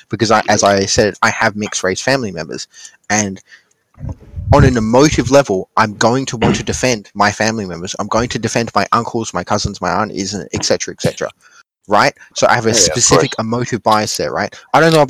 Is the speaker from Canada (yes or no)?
no; Western Australia, Australia; I'm from Western Australia. That's why my accent is different.